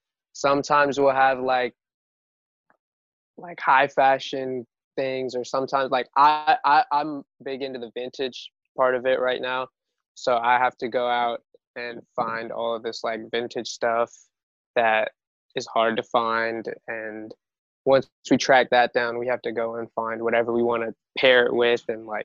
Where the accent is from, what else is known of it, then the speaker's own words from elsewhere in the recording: Louisville, Kentucky, United States; Like, you know, we're from Louisville, like, yo, it's not happening over there.